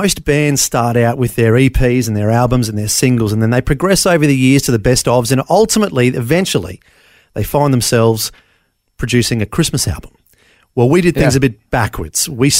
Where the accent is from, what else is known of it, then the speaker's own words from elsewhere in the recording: Brisbane, Queensland, Australia; born there; So I was born in Bris Vegas, keeping the Elvis theme. Brisbane, Queensland, like most people in the 70s and 80s, born in the Mater Hospital.